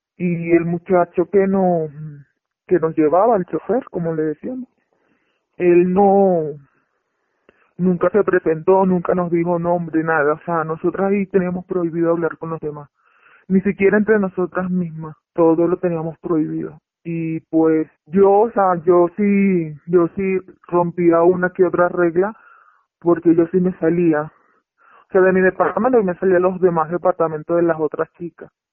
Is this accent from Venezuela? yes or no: yes; Venezuela; moved away as an adult; now in Mexico; Yo soy de Venezuela